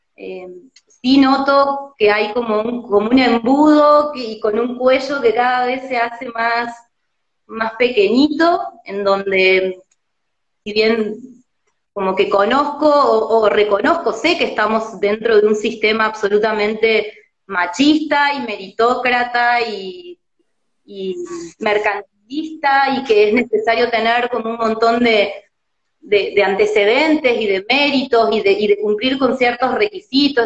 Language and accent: Spanish; Córdoba, Argentina; now in Buenos Aires, Argentina; yo siendo cordobesa